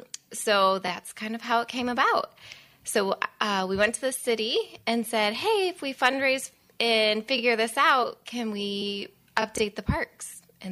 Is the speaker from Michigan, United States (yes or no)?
yes; Atlanta, Michigan, United States; also born or lived in Camden, Ohio; now in Saugatuck area, Michigan; But I'm originally from Northern Michigan.